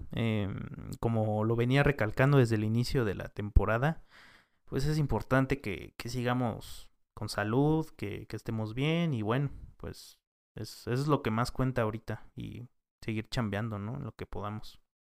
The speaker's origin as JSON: {"language": "Spanish", "country": "Mexico", "said": "como mexicanos o como país tenemos"}